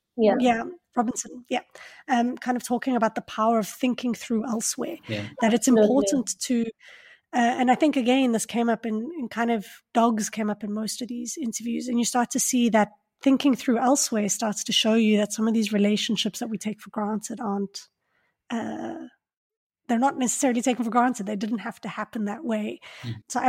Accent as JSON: {"language": "English", "town": "Johannesburg", "region": "Gauteng", "country": "South Africa", "said": "I'm from Johannesburg"}